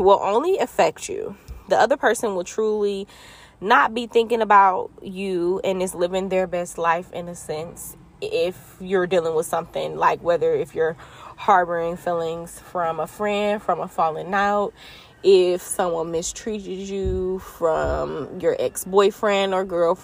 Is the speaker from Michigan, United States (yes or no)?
yes; Detroit, Michigan, United States; I'm from Detroit, Michigan